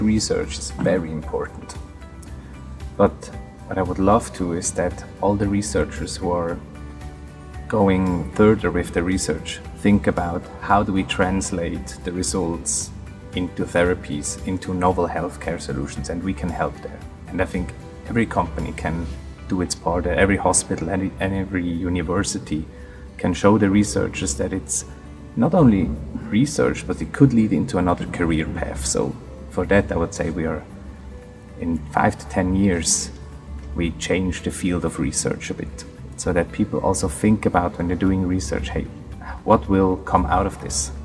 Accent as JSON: {"language": "English", "region": "near Zurich", "country": "Switzerland", "tie": "born or raised there", "said": "I am from Zurich. I grew up yeah, next to Zurich, right half an hour outside of Zurich"}